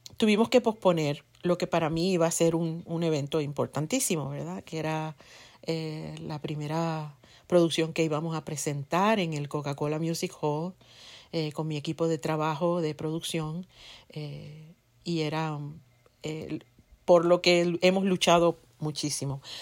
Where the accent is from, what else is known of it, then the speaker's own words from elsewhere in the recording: Ponce, Puerto Rico; en mi pueblo, por ejemplo, en Ponce, en la parte sur de la isla, de donde yo soy